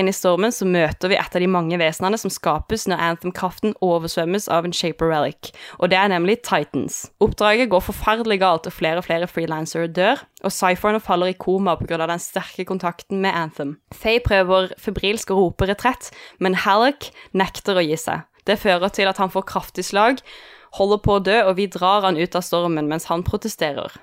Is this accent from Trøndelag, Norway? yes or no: no; Kristiansand, Agder, Norway; jeg er fra Kristiansand